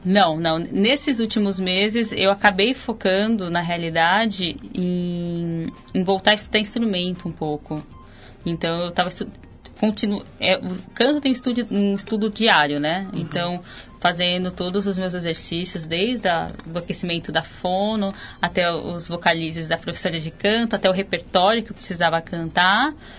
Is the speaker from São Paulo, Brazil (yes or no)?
yes; Ribeirão Preto, São Paulo, Brazil; eu sou de Ribeirão Preto, interior do estado.